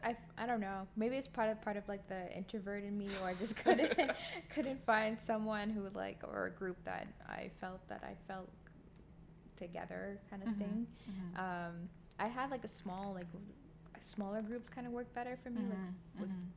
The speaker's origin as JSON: {"language": "English", "country": "Bahamas", "moved": "yes", "lives_now": "Canada", "said": "because obviously I'm not Canadian, and I never identified myself as one. I was Bahamian, but like, they'll be like, oh, you don't sound Caribbean."}